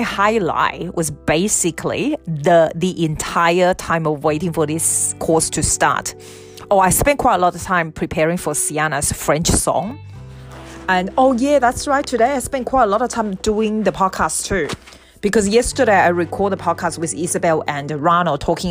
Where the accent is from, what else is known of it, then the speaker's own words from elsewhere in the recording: Australia; I'm from Australia.